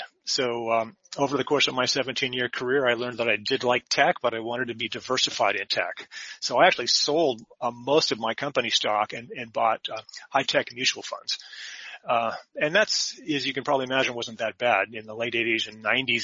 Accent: Silicon Valley, California, United States; I was raised in Silicon Valley

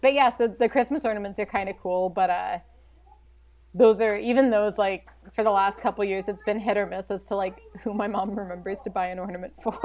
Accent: Baltimore, Maryland, United States; I'm from Baltimore

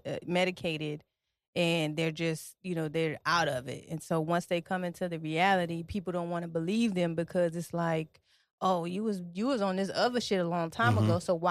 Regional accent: Detroit, Michigan, United States; moved away as an adult; now in Virginia, United States; I'm originally from Detroit. So I moved.

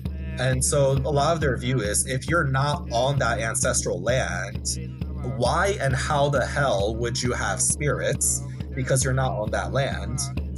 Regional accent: United States; the land that I was born in and grew up in is American land and not necessarily Manchurian land or Mongolian land.

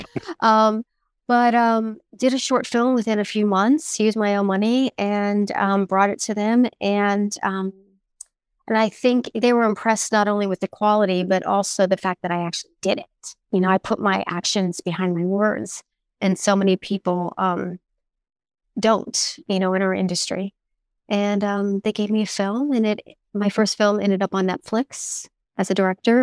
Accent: South Florida, United States; I was raised in South Florida

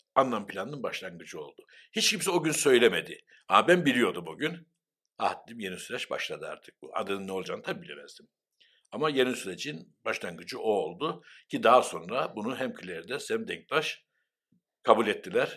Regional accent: Cyprus; Ben de Kıbrıslı Türk'üm dedim ve Rumca bilmiyorum dedim.

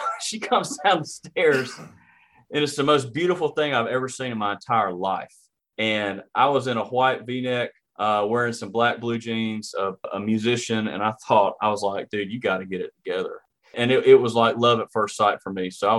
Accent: Hartwell, Georgia, United States; So I grew up in Hartwell, Georgia, and I grew up on a road called

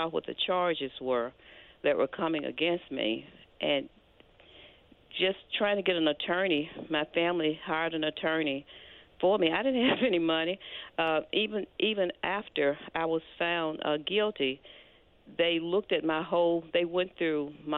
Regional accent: Olive Branch, Mississippi, United States; moved away as an adult; also born or lived in Memphis, Tennessee; I grew up at, in Olive Branch, Mississippi

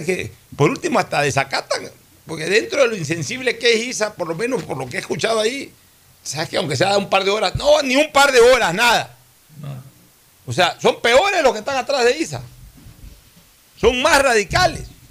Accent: Ecuador

